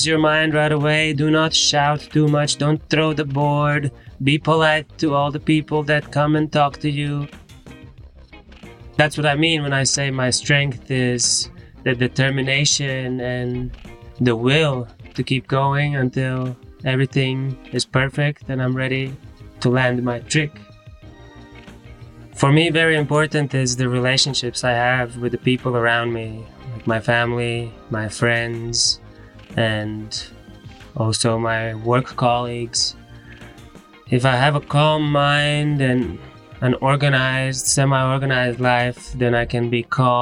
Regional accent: Latvia; I am from Latvia

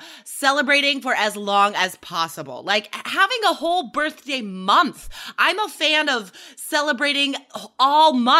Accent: Nevada, United States; I was growing up in Nevada

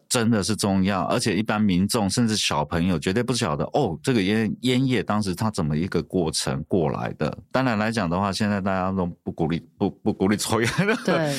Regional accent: Pingtung County, Taiwan; 我小时候那边也种了非常非常多的芒果树

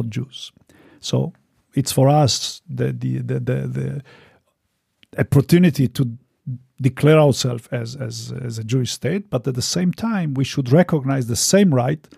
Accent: Romania; moved away; I was born in Romania

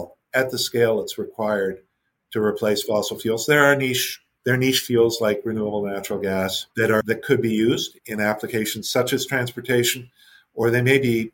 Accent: Canada; as a Canadian

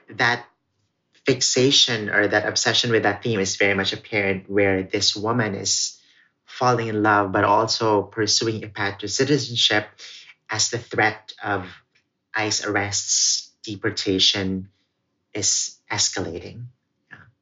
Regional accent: Philippines; first language Cebuano; English is a second language; also born or lived in Crown Heights, Brooklyn, New York; now in New York, United States; this is me sharing my New York story from my own perspective and my own voice that's defiantly and very much anchored in being Filipino and Filipinx

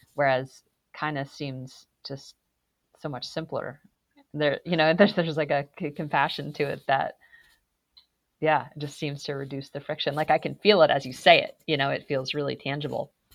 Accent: Massachusetts, United States; I'm from Massachusetts. I grew up in New England

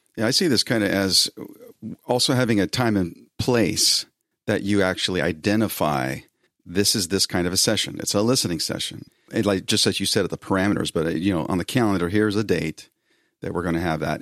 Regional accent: Bay Area near San Francisco, California, United States; I'm from the Bay Area near San Francisco

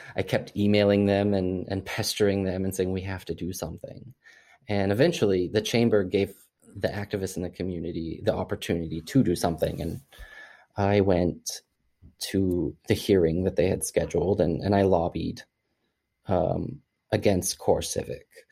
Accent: Missouri, United States; my experience growing up in Missouri

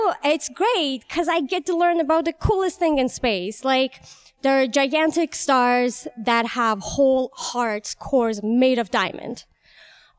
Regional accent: Tehran, Tehran Province, Iran; moved away as an adult; also born or lived in Chicago; now in United States; I am from Iran, Tehran, and I came here 3 years ago

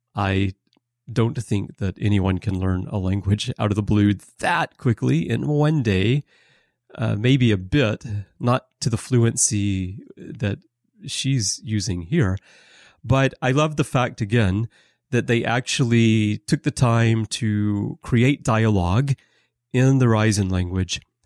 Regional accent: Alabama, United States; moved away; I'm from Alabama

